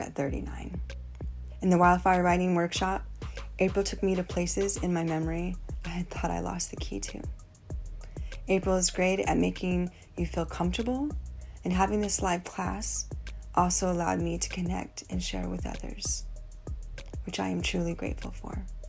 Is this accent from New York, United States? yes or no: no; Austin, Texas, United States; I'm from Austin, Texas